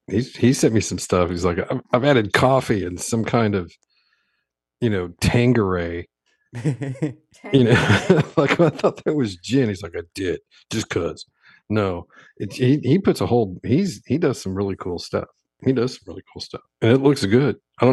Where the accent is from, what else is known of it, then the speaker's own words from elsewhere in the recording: Texas, United States; And I'm Texan.